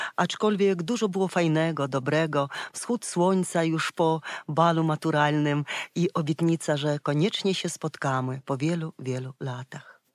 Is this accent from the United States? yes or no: no; Ukraine; Polish is a second language; moved away; pochodzę z Czerka, z Ukrainy